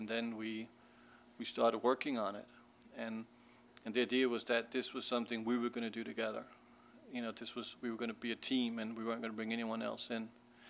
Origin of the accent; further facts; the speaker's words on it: New York, United States; also born or lived in Denmark; I'm not I'm from Denmark, so I didn't really grow up on like American. I mean, I grew up in New York, but I'm dyslexic